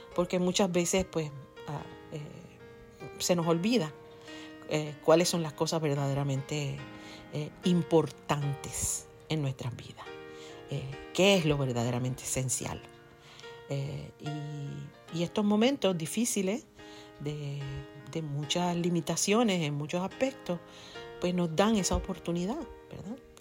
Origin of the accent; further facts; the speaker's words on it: Ponce, Puerto Rico; en mi pueblo, por ejemplo, en Ponce, en la parte sur de la isla, de donde yo soy